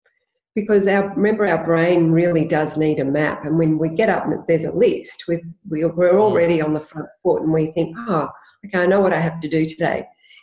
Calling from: Hampton, Victoria, Australia; I'm joining you live from Hampton in Victoria.

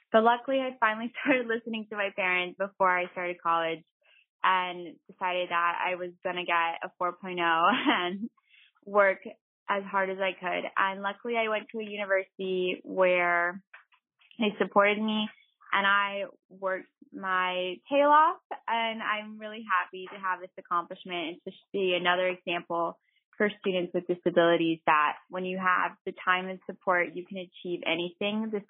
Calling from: Renton, Washington, United States; Hi, boss ladies. … I'm calling from Renton, Washington.

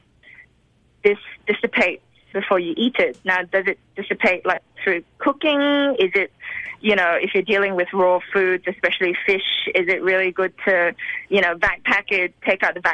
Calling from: Sydney, New South Wales, Australia; I'm calling from Sydney, Australia

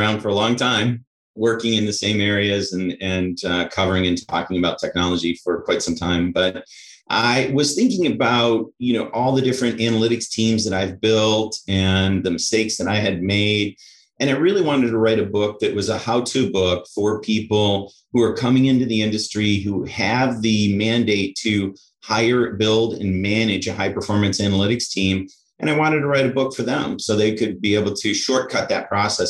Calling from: Wilmette, Illinois, United States; Chicago, just north of Chicago in Wilmette, right near the lakefront.

